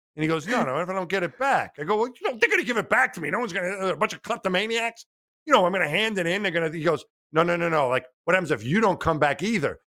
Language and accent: English; New York, United States; I grew up in New York